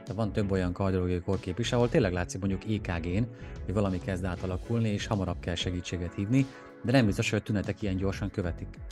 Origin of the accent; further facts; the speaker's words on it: Szabolcs-Szatmár-Bereg, Hungary; Szabolcsból jövök